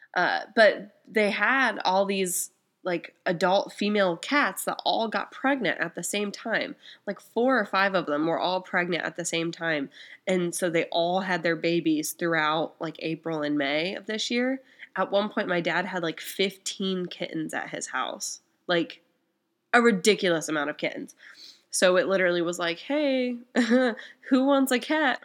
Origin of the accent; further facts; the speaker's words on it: small town Indiana, United States; I'm from Indiana. Um, from small town Indiana